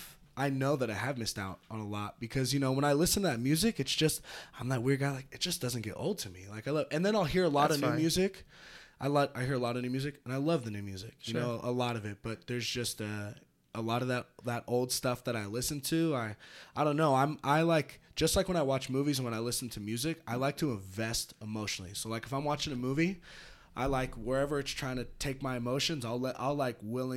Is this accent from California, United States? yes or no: yes; California, United States; you know, I grew up in the North like Bay music? Bay.